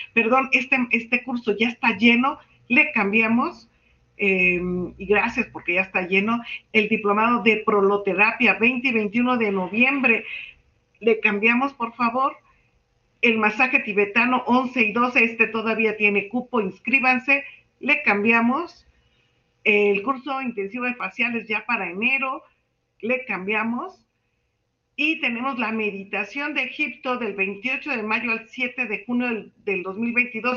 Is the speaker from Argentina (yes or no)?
no; Mexico; soy la única mexicana que presenta un trabajo de investigación